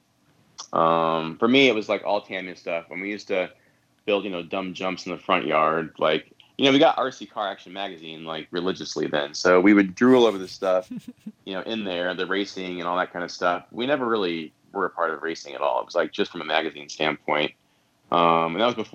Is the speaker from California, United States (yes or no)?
yes; San Diego, California, United States; I'm from San Diego, so there was lots of like BMX tracks and like dirt jumps in the back kind of canyon areas